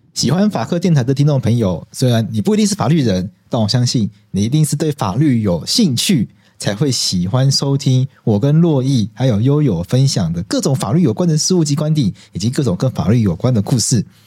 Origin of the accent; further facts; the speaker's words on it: Taiwan; 我们台湾人还是要有这个守法的精神